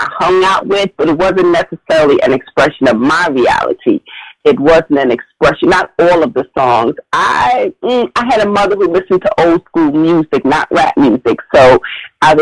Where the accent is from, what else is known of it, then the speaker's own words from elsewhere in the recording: New York City, New York, United States; Growing up in Brooklyn, you know, our apartments weren't large or long or big or anything